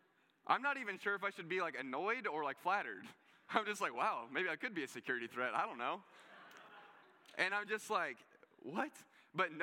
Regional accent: United States; I'm an American

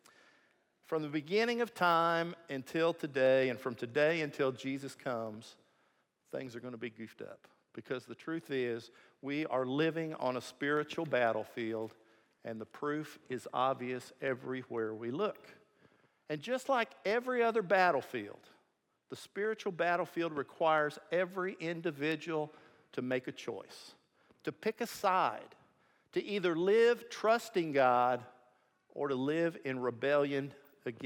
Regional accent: Missouri, United States; I'm from Missouri

